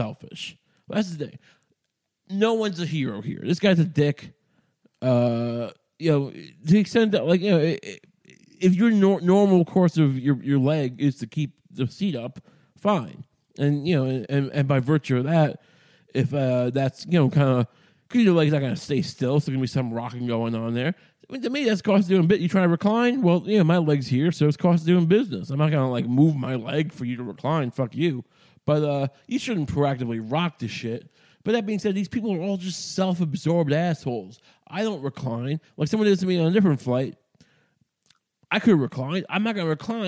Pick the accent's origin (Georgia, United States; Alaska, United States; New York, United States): New York, United States; I grew up in New York